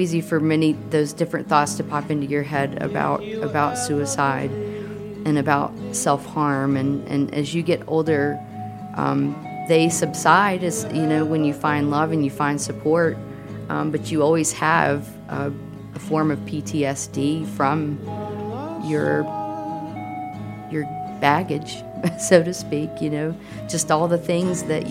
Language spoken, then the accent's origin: English; Lynchburg, Virginia, United States; moved away as an adult; I am from Lynchburg and left at 18, went to college and haven't moved back and still have family there, but that's where I initially grew up